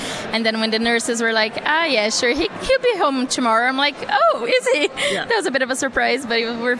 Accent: Brazil; also born or lived in Kilkenny, Ireland; now in Callan, Ireland; I'm from Brazil.

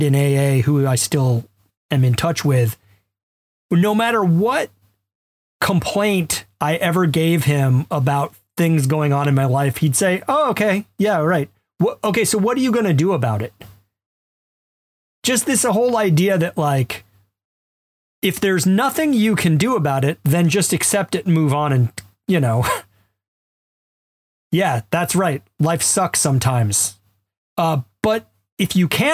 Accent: Alabama, United States; I'm a white guy who grew up middle class in Alabama

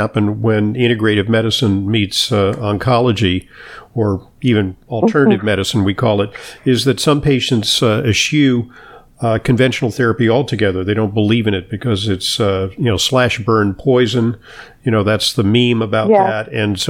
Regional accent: Santa Monica, California, United States; in my hometown of Santa Monica, California. That's actually where I grew up.

